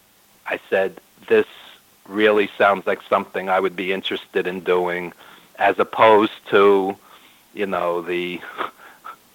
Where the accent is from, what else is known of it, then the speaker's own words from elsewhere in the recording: New York, United States; I've lived in New York my whole life, as you could tell by my accent